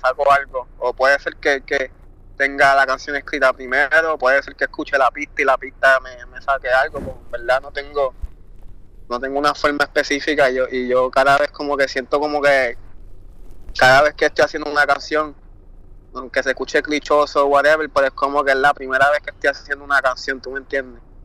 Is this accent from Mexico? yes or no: no; Puerto Rico; bien baje de Puerto Rico.